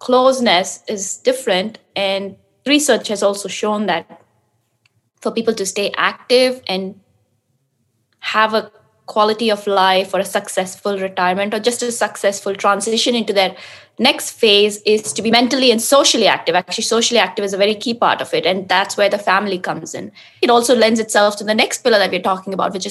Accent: India; moved away; I'm originally from India

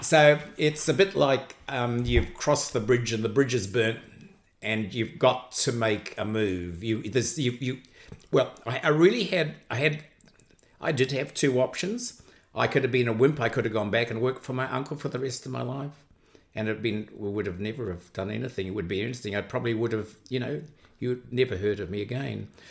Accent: New Zealand

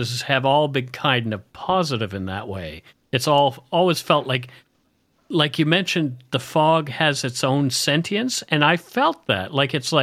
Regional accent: Nova Scotia, Canada; I grew up in Nova Scotia, so I'm very, very, very familiar with fog

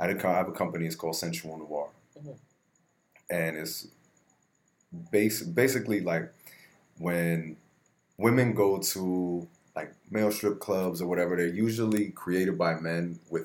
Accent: New Jersey, United States; moved away as an adult; now in Florida, United States; I'm from Jersey

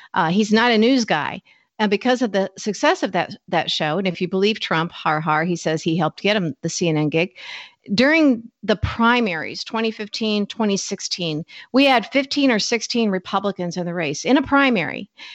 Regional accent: Peoria, Illinois, United States; moved away as an adult; also born or lived in Washington, D.C.; I'm from Peoria

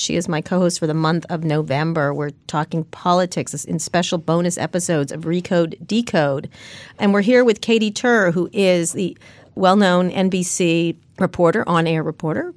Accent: San Francisco, California, United States; I'm a lesbian from San Francisco

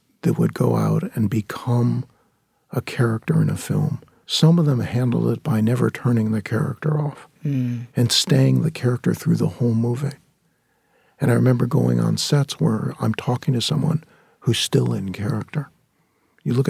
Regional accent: San Fernando Valley, California, United States; growing up in the San Fernando Valley

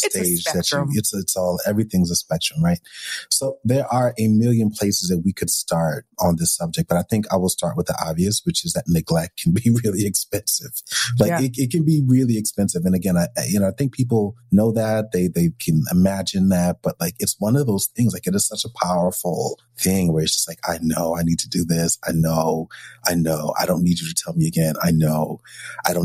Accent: New York, United States; I'm a New Yorker

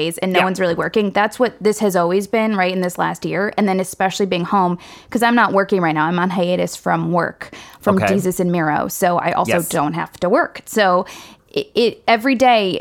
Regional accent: Ann Arbor, Michigan, United States; I'm from Ann Arbor, right? Big hippie energy. My mother composts everything

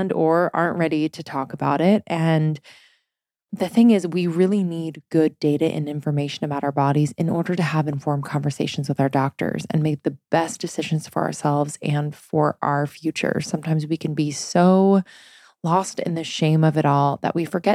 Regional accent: East Coast, United States; moved away; also born or lived in Boston; I'm from the East Coast.

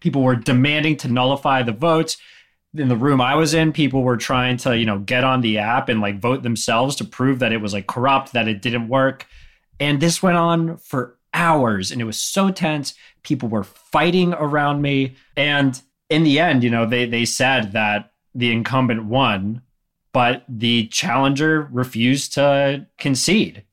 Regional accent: Greensboro, North Carolina, United States; here in my hometown

